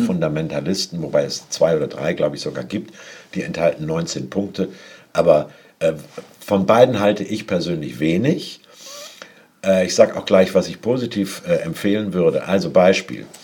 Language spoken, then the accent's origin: German; Hamburg, Germany; moved away; als Hamburger